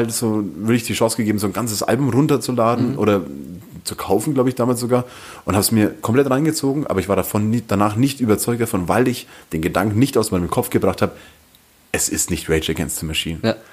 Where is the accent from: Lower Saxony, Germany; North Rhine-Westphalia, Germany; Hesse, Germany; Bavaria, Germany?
Bavaria, Germany; Fürth district; ich bin ja im Landkreis Fürth aufgewachsen